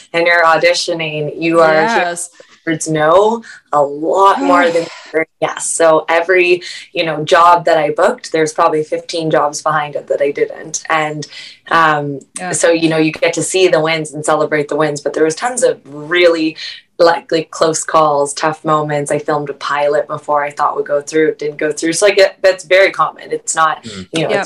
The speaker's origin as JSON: {"language": "English", "town": "Vancouver", "region": "British Columbia", "country": "Canada", "said": "I'm from Vancouver."}